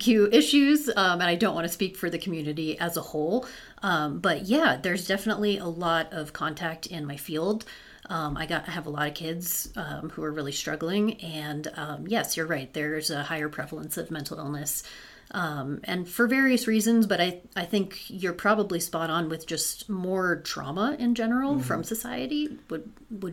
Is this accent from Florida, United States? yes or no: yes; Florida, United States; moved away as an adult; now in Utah, United States; I was born and raised in Florida